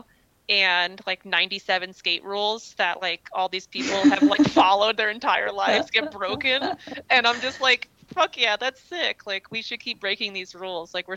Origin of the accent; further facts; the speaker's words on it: East Coast, United States; I grew up on the East Coast where we didn't really have very many skate parks.